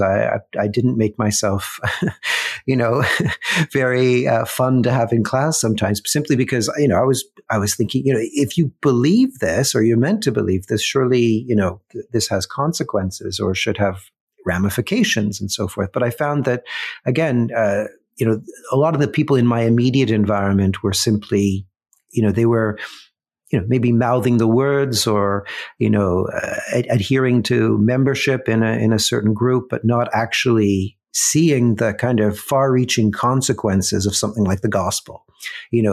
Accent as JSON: {"language": "English", "town": "Mississauga", "region": "Ontario", "country": "Canada", "tie": "born or raised there", "said": "I grew up in Mississauga"}